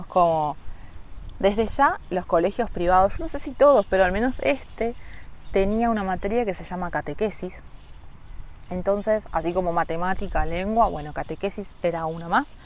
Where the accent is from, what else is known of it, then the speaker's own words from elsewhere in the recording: Florencio Varela, Buenos Aires Province, Argentina; de primero a sexto yo fui a un colegio que se llama eh, San Juan Bautista, que es como uno de los colegios más conocidos y más caros de eh, Florencio Varela, de donde soy yo.